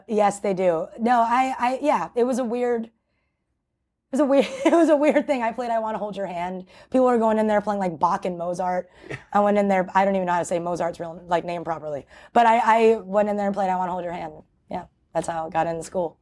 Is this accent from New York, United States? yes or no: yes; New York City, New York, United States; my hometown